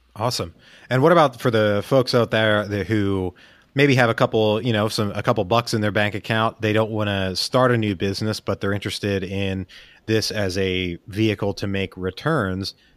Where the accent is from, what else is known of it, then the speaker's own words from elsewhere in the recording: Pennsylvania, United States; I grew up in Pennsylvania